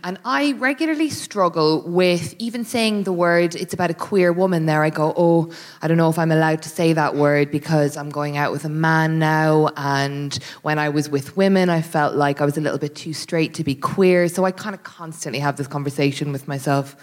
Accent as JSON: {"language": "English", "country": "Ireland", "moved": "yes", "lives_now": "England", "said": "I'm an Irish person living in England"}